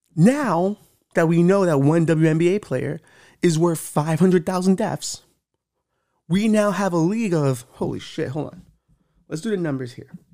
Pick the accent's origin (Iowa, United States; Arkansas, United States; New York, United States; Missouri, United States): New York, United States; I'm a New Yorker